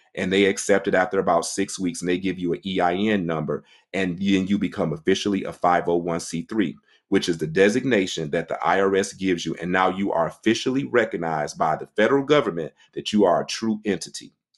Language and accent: English; Detroit, Michigan, United States; moved away as an adult; now in Washington, D.C., United States; I was born and raised in Detroit, Michigan. I was there for basically thirty years of my life